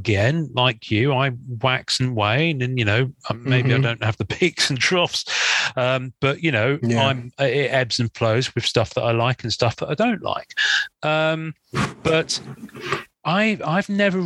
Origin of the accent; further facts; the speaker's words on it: England, United Kingdom; I'm English